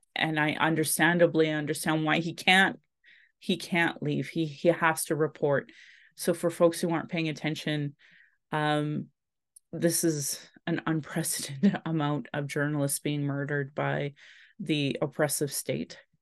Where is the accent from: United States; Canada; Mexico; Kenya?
Canada; Calgary, Alberta; I was born in Calgary